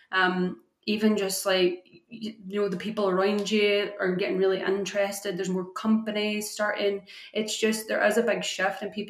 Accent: Scotland, United Kingdom; also born or lived in Ireland; growing up in Ireland and Scotland, you said your dad's Irish, you know, yeah we grew up, it was just what everybody did.

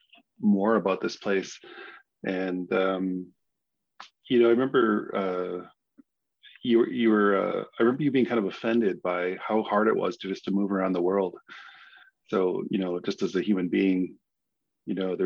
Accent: Squamish Nation, British Columbia, Canada; I'm from the Squamish Nation

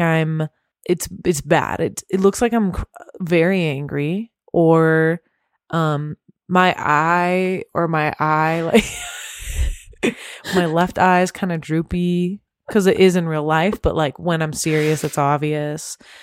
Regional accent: Temecula, California, United States; I grew up in Temecula

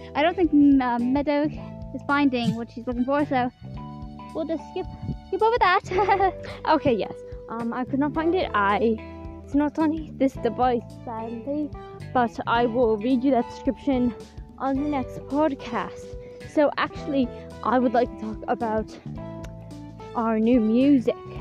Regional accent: England, United Kingdom; moved away; I, I grew up in England. I came here from England.

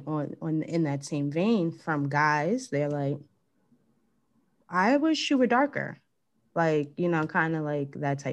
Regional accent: Jamaica; I'm like, I'm completely Jamaican. You can't tell me anything.

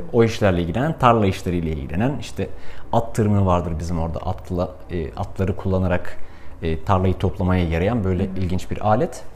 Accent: Kars Province, Turkey; benim çocukluğum Kars'ta geçti. Karslıyım

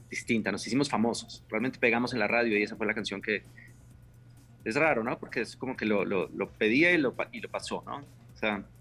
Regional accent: Colombia; yo conocí a los chicos de … hace unos años y, y, somos colombianos, nos encontramos en el, aeropuerto una vez

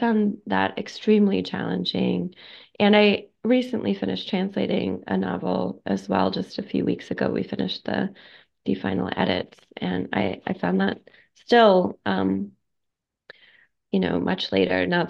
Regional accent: Oklahoma, United States; I grew up in Oklahoma in a monolingual environment

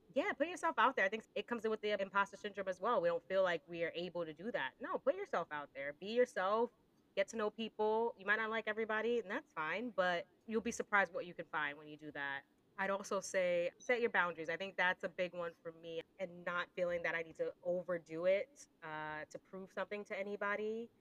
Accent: Northeast, United States; moved away as an adult; now in United Kingdom; being an American working in the UK, I'm very conscious of how I speak sometimes. I think being from the Northeast

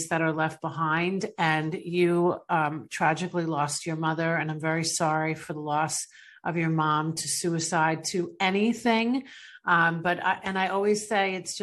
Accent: New York, United States; I'm from New York

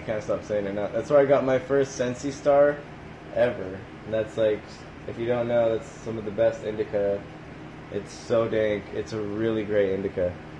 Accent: Tri-Cities, Washington, United States; I'm from Tri-Cities

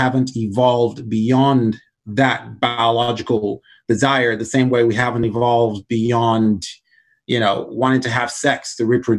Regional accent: Nigeria; now in United States; growing up in Nigeria, we had slaves

